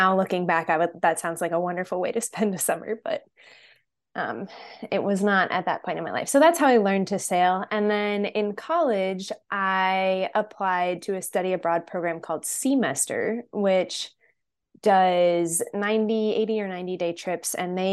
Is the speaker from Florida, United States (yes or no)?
no; Connecticut, United States; So I am from Central Connecticut, not super close to the water, but the beach is about an hour away. But I grew up sailing.